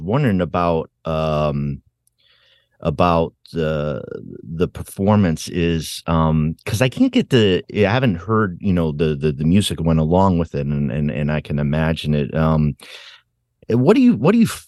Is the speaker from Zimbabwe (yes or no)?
no; Rhode Island, United States; moved away; I'm originally from Rhode Island